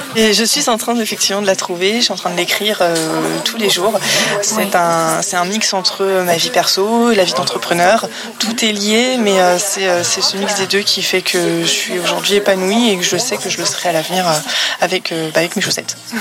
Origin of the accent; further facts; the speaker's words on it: Paris region, Île-de-France, France; moved away as an adult; now in Le Havre, France; je suis originaire de la région parisienne et habite au Havre depuis trois ans